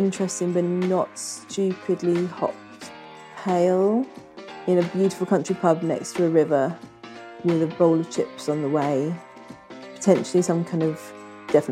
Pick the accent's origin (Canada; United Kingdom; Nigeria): United Kingdom; Suffolk, East of England; now in Wokingham, United Kingdom; I grew up in Suffolk